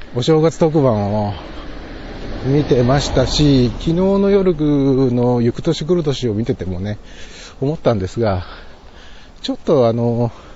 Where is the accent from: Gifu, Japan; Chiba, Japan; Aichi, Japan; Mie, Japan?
Gifu, Japan; Toki; born or raised there; now in Nagoya, Japan